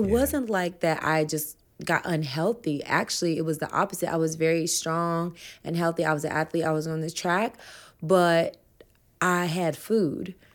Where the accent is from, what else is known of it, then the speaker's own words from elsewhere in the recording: Humboldt, Tennessee, United States; I grew up in Tennessee